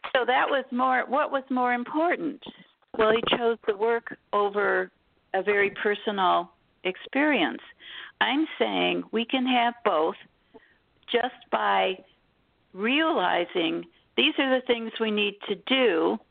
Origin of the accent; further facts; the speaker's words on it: Detroit, Michigan, United States; I was born in Detroit, Michigan.